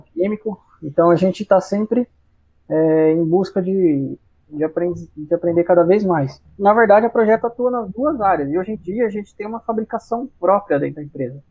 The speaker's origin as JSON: {"language": "Portuguese", "town": "Cajamar", "region": "São Paulo", "country": "Brazil", "tie": "born or raised there", "also_born_or_lived": "Jundiaí", "said": "sou natural aqui de Jundiaí mesmo, né? Mas morei em Cajamar muito, muitos anos, 30 anos da minha vida"}